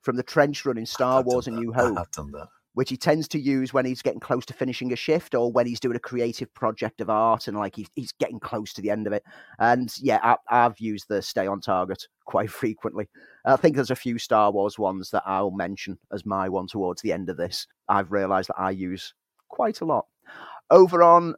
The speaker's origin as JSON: {"language": "English", "town": "Prescot", "region": "North West England", "country": "United Kingdom", "moved": "yes", "said": "I'm from Prescott"}